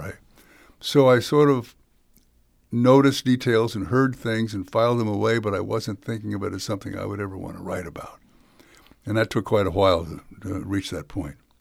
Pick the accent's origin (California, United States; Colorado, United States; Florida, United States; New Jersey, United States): California, United States; San Francisco; I grew up in San Francisco with a father from Texas